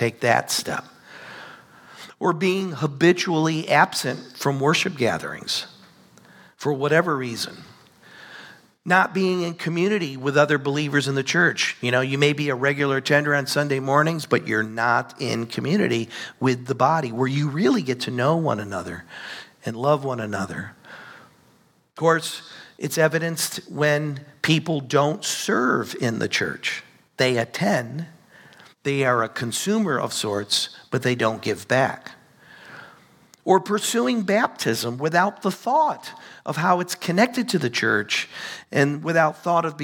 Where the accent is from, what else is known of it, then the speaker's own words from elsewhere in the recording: United States; we live here in the United States